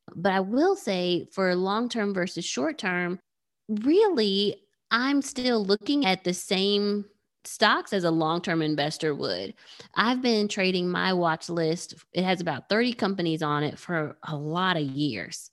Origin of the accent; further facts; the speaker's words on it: Nigeria; I'm Nigerian